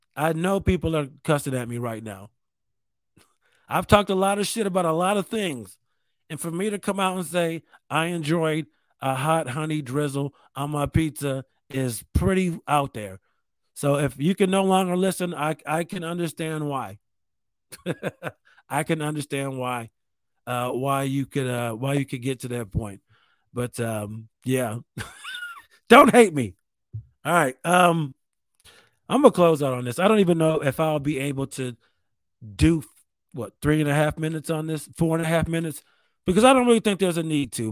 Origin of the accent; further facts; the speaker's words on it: New York, United States; I'm from New York State.